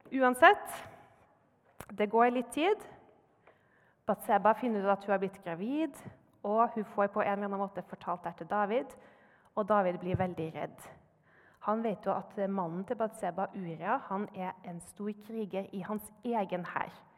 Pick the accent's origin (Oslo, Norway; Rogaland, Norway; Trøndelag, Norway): Trøndelag, Norway; Trondheim; jeg kommer fra Trondheim.